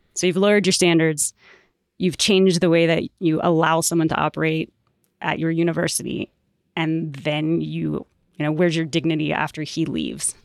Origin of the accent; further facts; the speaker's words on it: Atlanta, Georgia, United States; now in Colorado, United States; I grew up in Atlanta